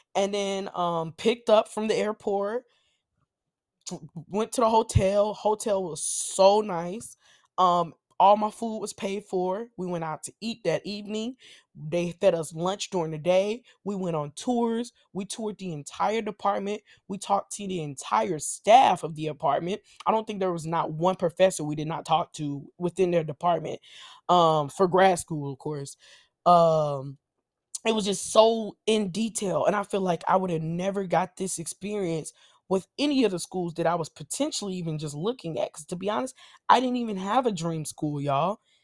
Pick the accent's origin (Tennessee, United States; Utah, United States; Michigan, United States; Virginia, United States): Tennessee, United States; Nashville; I'm from Nashville